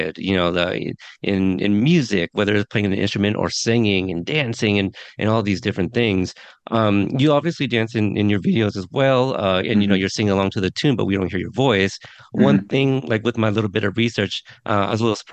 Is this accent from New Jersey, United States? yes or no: no; Texas, United States; now in Portland, United States; I was born in Texas, so like I was born in the continental U.S.